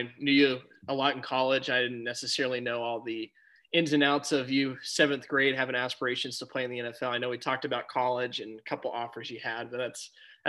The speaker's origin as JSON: {"language": "English", "town": "Atlanta", "region": "Georgia", "country": "United States", "tie": "born or raised there", "moved": "yes", "lives_now": "Texas, United States", "said": "growing up in Georgia and Atlanta"}